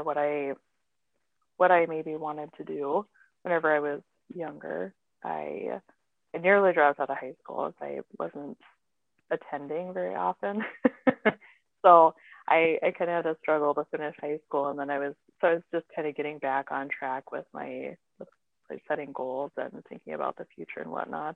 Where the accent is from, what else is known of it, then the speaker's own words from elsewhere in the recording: Pine Ridge Reservation, South Dakota, United States; moved away as an adult; also born or lived in Fargo-Moorhead; now in Fargo, United States; I grew up on the Pine Ridge Reservation in South Dakota.